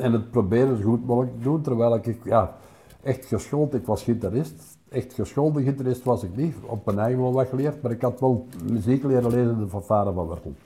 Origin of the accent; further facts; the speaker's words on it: Wortel, Flanders, Belgium; in Wortel groot worden was plezant.